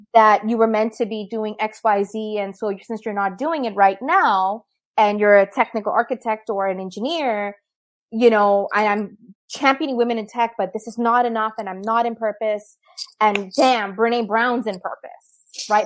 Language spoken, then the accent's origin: English; Pakistan; moved away; as a Pakistani